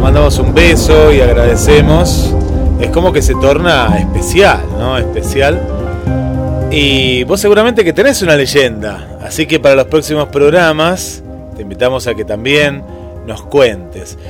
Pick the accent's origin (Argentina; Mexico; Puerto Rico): Argentina; Mar del Plata, Buenos Aires Province; acá en Mar del Plata